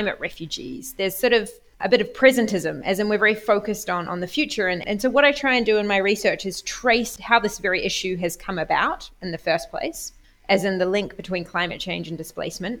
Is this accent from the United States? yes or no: no; New Zealand; moved away as an adult; also born or lived in Oxford, United Kingdom; now in Bologna, Italy; I come from New Zealand. I became particularly interested as a New Zealander